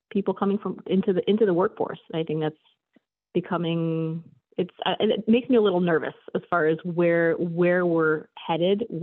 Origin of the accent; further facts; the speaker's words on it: Chicago, Illinois, United States; I am from Chicago